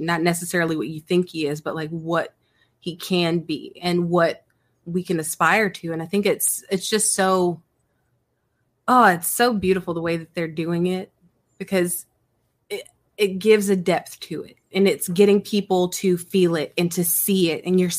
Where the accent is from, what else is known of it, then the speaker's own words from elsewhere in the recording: California, United States; born there; So first of all, I'm originally from California, like where I was born was in California, but I'm an Army brat.